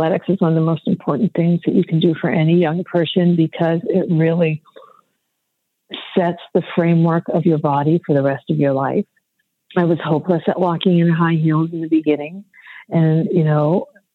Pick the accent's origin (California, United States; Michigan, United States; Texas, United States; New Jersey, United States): Michigan, United States; Detroit; moved away; I grew up in Detroit, which was this real economic powerhouse for African Americans